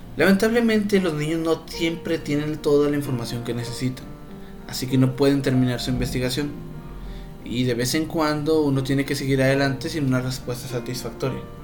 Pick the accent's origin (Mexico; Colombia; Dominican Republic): Mexico; northern Mexico; como todo norteño no me podían faltar mis tortillas de harina